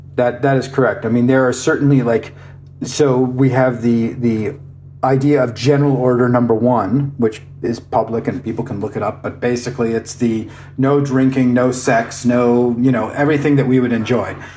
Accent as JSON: {"language": "English", "region": "Iowa", "country": "United States", "tie": "born or raised there", "said": "I grew I grew up in Iowa. I am a proud Iowan."}